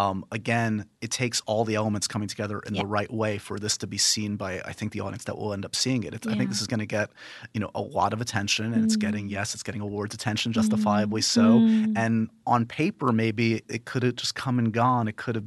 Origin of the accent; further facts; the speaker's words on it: New York, United States; I grew up here in New York, and I feel like London and New York have a lot of...